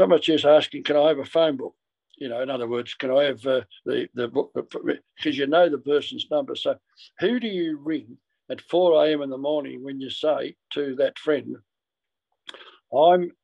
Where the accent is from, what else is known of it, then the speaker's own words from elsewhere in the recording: Ballarat, Victoria, Australia; moved away; Ballarat where I came from